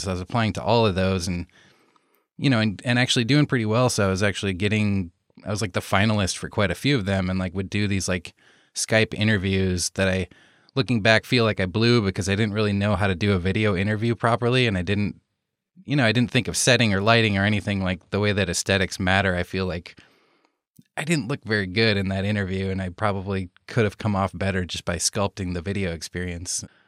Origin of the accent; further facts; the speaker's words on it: Iowa, United States; moved away as an adult; now in Los Angeles, United States; I grew up in Iowa, so in the States here and right in the middle of the States here in Iowa on the Mississippi River